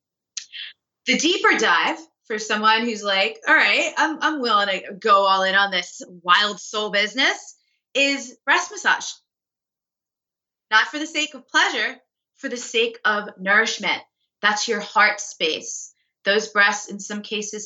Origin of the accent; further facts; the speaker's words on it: New York, United States; I'm a New Yorker, like, I'm a fast paced East Coast type of person.